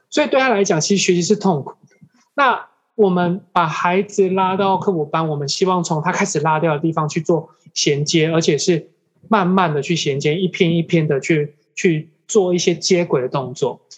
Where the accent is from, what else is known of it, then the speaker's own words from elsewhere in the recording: Taichung, Taiwan; moved away; also born or lived in Jianshi, Hsinchu County; 可能因为我在台中长大